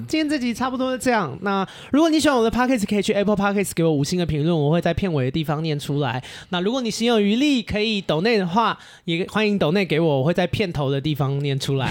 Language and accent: Chinese; Taipei, Taiwan; moved away as an adult; now in Australia; 我不想要一辈子都待在台北，我在台北已经生活就是好多年了。是。对，因为我就是在台北长大的人嘛